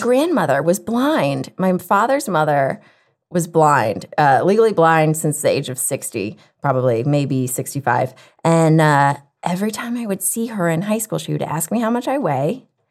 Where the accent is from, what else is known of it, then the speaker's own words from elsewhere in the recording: the South, United States; growing up in the South